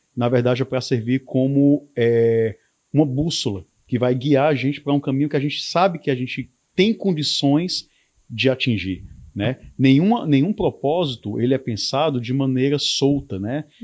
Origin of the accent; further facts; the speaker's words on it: Ceará, Brazil; nós enquanto cearenses temos é a capacidade de superar obstáculos